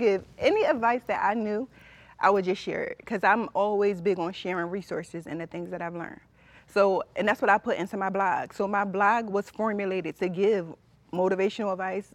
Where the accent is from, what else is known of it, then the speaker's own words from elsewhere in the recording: Philadelphia, Pennsylvania, United States; also born or lived in Delaware County, Pennsylvania; I'm from West Philly